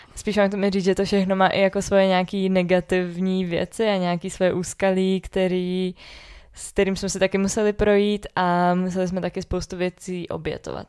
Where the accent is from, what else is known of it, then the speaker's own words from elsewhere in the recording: Orlické hory, Hradec Králové Region, Czechia; also born or lived in Prague; i když jsme jakoby tady z Orlických hor oba dva